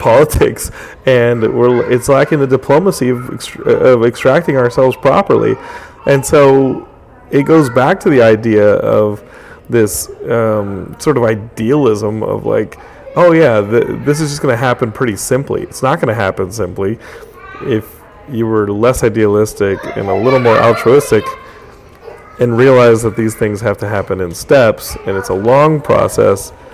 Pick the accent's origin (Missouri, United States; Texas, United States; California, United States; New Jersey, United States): Texas, United States; Austin; I grew up in Austin